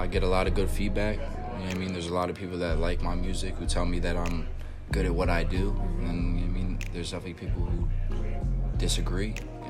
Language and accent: English; Harrisburg, Pennsylvania, United States; I was born and raised in Harrisburg Hospital.